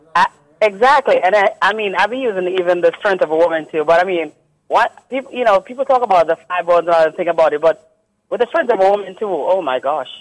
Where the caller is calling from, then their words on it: Tarrytown, New York, United States; I'm calling from Tarrytown, Westchester County